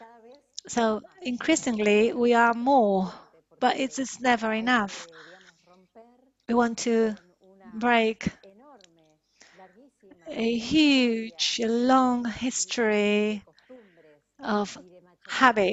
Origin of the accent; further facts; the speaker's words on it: Argentina; in our country